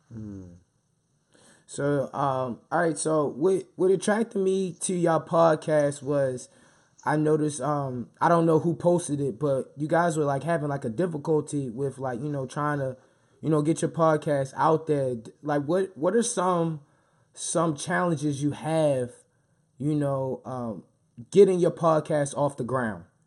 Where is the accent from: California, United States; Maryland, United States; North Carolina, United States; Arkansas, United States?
Maryland, United States; Baltimore; me being born and raised in Baltimore